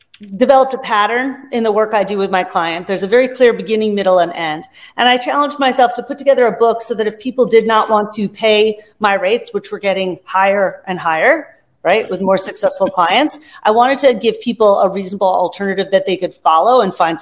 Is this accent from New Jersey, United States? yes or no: no; Long Island, New York, United States; I grew up on Long Island